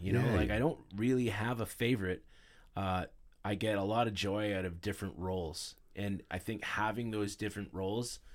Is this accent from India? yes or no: no; Ottawa, Ontario, Canada; I grew up in Ottawa in our teen years